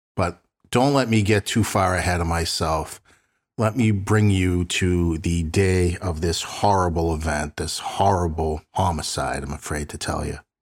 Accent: Boston, Massachusetts, United States; Both Sandy and I grew up in South Boston

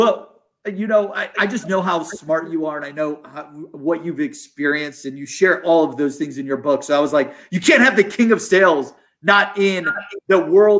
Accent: Columbus, Ohio, United States; So I'm born and raised in Ohio. Columbus, Ohio.

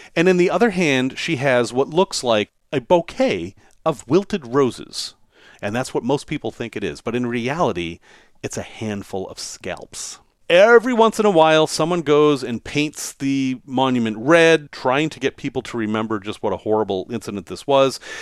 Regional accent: Salem, Massachusetts, United States; growing up in Salem, Massachusetts, as I did

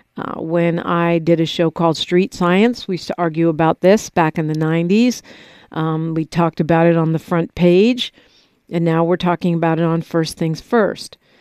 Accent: Bay Area, California, United States; I'm from the Bay Area.

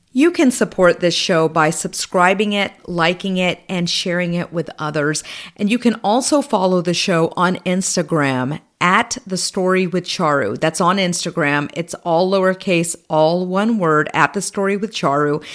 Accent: United States; I'm an American of Indian descent, a Hindu. My parents emigrated here in the seventies

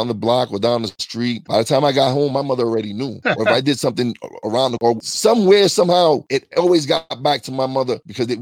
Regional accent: New York, United States; now in Tobyhanna, United States; I'm from New York and I have family that I keep in contact frequently

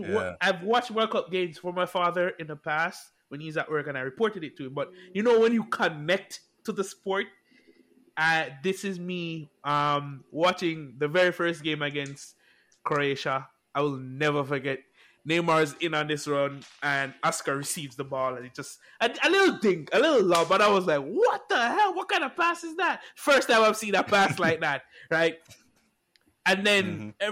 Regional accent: Jamaica; I grew up in Jamaica. For all who don't know, I grew up in Jamaica.

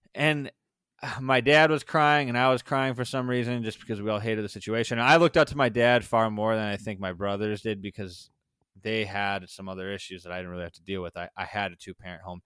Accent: Sauk Prairie, Wisconsin, United States; born or raised there; also born or lived in Madison, Wisconsin / Waunakee, Wisconsin

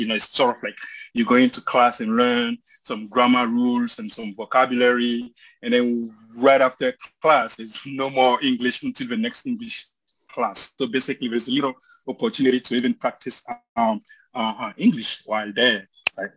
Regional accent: Côte d’Ivoire; first language French and Bambara; English is a second language; moved away as an adult; also born or lived in Colorado, United States; now in United States; I was born and raised in Cote d'Ivoire

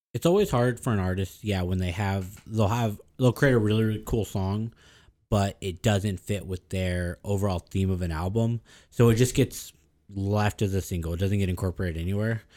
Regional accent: the Valley, South Texas border, United States; I consider myself born in Mexico. I was born on the border.

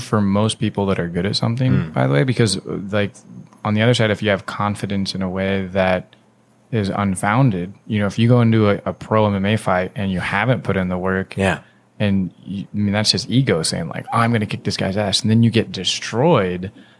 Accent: Washington, United States; from growing up in Washington, maybe I know our age is a little different, but I watched the Sonics lose over and over.

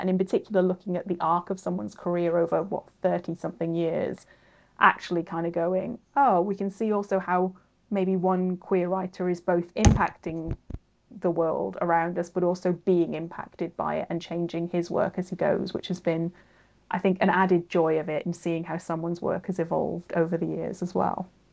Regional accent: Cardiff, Wales, United Kingdom; I'm from Cardiff

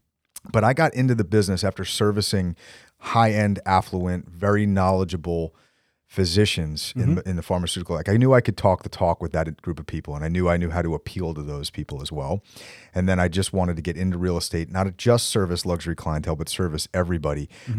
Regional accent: New Jersey, United States; So I grew up in Bergen County. So mm-hmm. I'm a Jersey boy, born and bred, and went to school in Manhattan for 4 years.

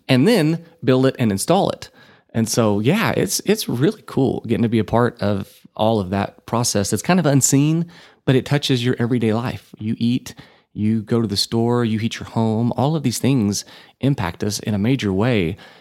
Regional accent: Borger, Texas, United States; now in Amarillo, United States; I grew up, born and raised in Borger

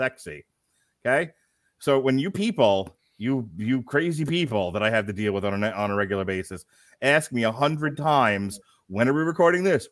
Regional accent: United States; I'm an American.

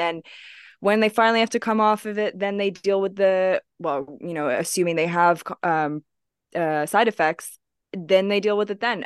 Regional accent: Hong Kong; moved away; I grew up in Hong Kong

